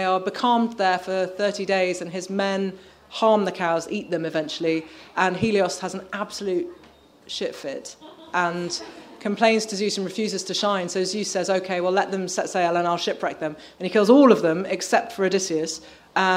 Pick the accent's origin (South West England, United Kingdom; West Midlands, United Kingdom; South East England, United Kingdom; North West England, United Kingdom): West Midlands, United Kingdom; Birmingham; I grew up in Birmingham, as far from the sea as you can basically get